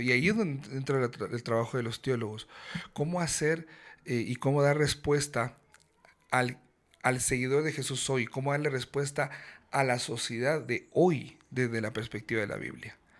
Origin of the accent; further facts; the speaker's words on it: Guatemala; vengo de Guatemala